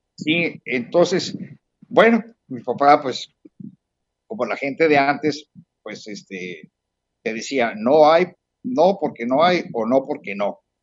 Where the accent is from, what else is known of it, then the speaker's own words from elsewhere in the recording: Puebla, Mexico; also born or lived in Bristol; now in Mazatlán, Mexico; soy un poblano en el exilio desde hace 50 eh, años